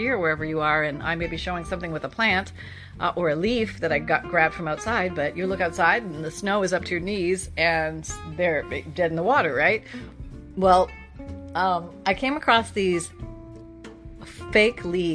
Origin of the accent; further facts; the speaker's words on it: Canada; I'm from Canada.